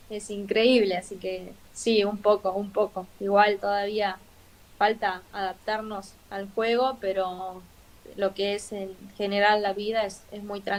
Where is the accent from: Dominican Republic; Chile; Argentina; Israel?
Argentina; Quizás nosotros somos argentinos y, y siempre vamos para adelante